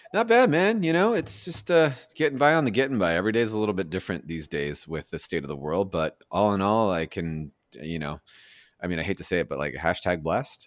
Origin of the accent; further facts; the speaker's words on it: Los Angeles, California, United States; also born or lived in Alhambra, California; I was born in the uh, Garfield Medical Center, which is in Alhambra, and then I grew up in Monterey Park and Echo Park, and just kind of all over there